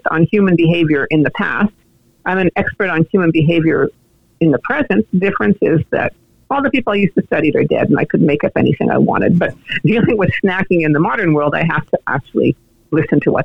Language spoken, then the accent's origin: English; Montreal, Quebec, Canada; I was born in Montreal, and I lived in Montreal for a lot of my young life